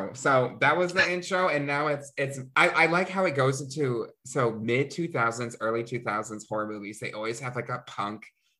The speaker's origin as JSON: {"language": "English", "region": "the South", "country": "United States", "said": "we're both from the South."}